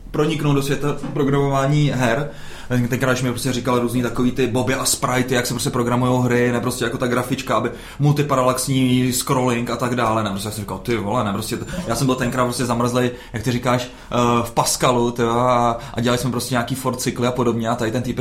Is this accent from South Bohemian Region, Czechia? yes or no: yes; South Bohemian Region, Czechia; Já jsem z Jižních Čech.